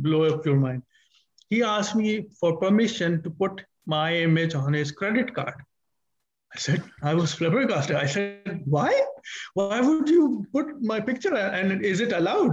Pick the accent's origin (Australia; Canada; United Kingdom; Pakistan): Pakistan; I'm a Pakistani